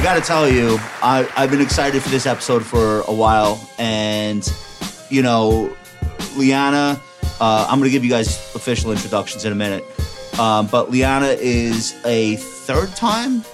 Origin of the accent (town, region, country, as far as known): Long Island, New York, United States; accent: Long Island